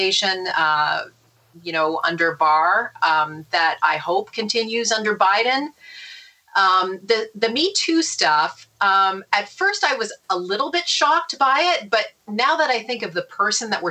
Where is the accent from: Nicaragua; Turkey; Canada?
Canada; now in New York, United States; I'm originally from Canada. You know, I was born in Canada.